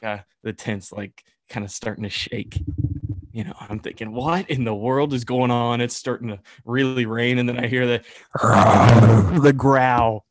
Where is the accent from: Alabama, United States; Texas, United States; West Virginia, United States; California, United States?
West Virginia, United States; Bluefield; I'm from Bluefield